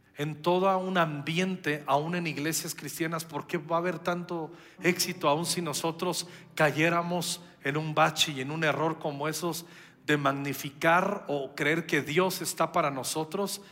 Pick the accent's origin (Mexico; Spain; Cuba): Mexico